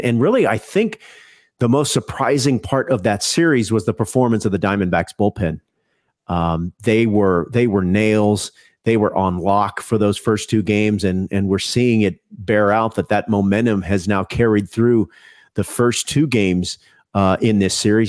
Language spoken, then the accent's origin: English; Houston, Texas, United States; I grew up in Houston